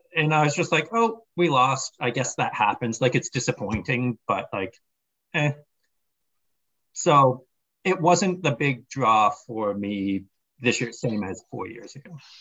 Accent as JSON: {"language": "English", "country": "Canada", "said": "as a Canadian"}